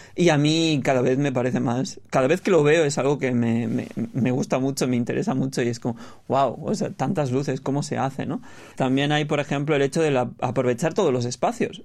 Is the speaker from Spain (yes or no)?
yes; Barcelona, Catalonia, Spain; moved away as an adult; also born or lived in Seoul, South Korea; now in Busan, South Korea; yo soy de Barcelona